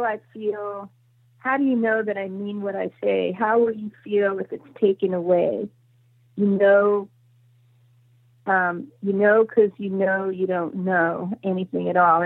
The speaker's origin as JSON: {"language": "English", "town": "Los Angeles", "region": "California", "country": "United States", "tie": "born or raised there", "said": "when I was growing up in Laurel Canyon"}